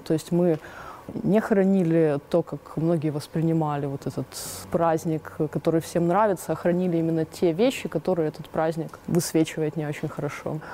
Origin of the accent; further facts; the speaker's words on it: Donetsk, Donetsk Oblast, Ukraine; moved away as an adult; now in Mariupol, Ukraine; Мы с Дианой, э, подруги Донецкие еще, э, до военных времен